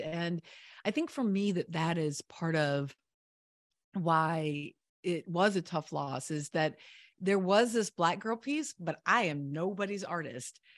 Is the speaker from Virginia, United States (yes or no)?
yes; Virginia, United States; I grew up in Virginia